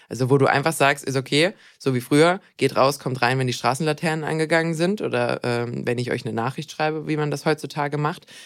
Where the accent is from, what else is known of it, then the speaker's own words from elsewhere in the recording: Swabia, Germany; Ich bin, ich bin Schwabe